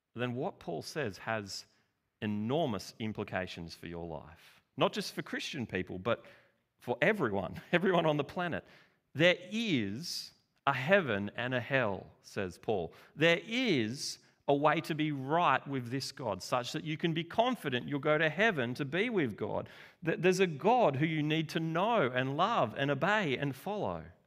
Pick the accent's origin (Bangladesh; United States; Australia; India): Australia; we're from Australia. you know, the land of tall poppies and the underdog.